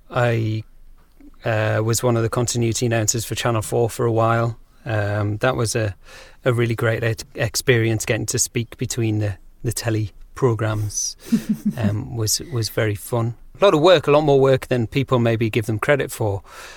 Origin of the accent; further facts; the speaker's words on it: North East England, United Kingdom; accent: Geordie; But Yeah, I guess I'm not as Geordie as I once was, and that's because when I left school, I thought that the way that you had to speak was ironing out your accent